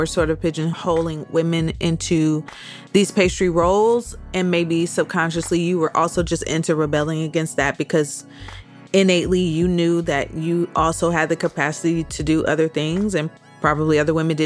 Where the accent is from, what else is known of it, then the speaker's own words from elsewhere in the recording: Midwest, United States; a girl growing up in the Midwest like me